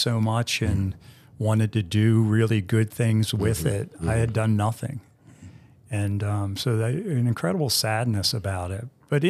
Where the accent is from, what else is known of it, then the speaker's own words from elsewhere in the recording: East Coast, United States; He's from the West Coast. I'm from the East Coast.